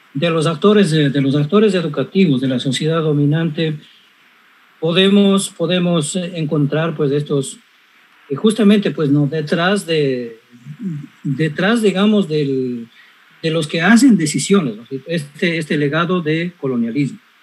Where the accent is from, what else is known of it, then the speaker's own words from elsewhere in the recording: Cañar, Ecuador; en mi pueblo, en Cañar